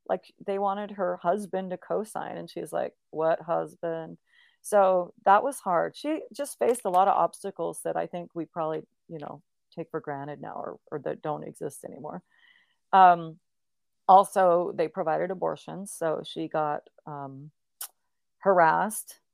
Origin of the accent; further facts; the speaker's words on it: Olympia, Washington, United States; I grew up in Olympia, Washington